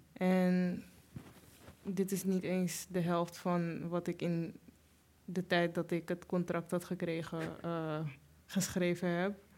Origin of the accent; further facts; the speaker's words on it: Amsterdam, North Holland, Netherlands; een beetje Suriname, een beetje Nederland, heel veel Amsterdam